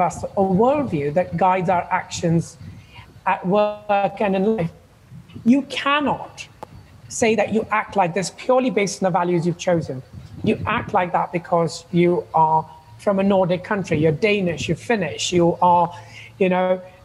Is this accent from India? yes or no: yes; India; also born or lived in United Kingdom; now in Canada; I was born in India